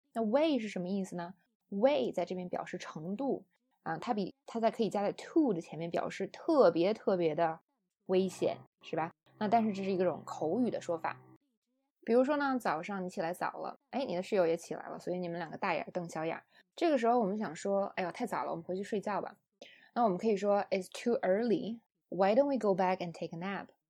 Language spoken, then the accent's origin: Chinese; China; 我们中国人